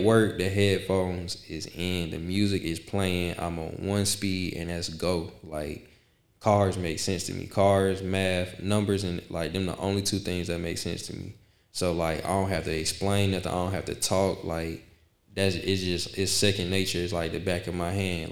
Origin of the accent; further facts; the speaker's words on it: Decatur, United States; from Decatur, um, born and raised.